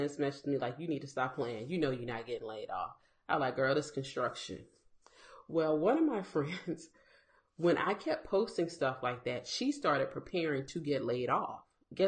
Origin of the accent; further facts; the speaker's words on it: South Carolina, United States; I'm from South Carolina